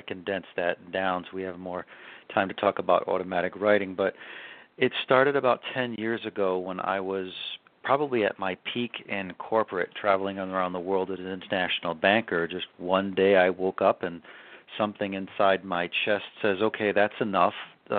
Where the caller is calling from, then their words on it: Asheville, North Carolina, United States; We're in Asheville, North Carolina.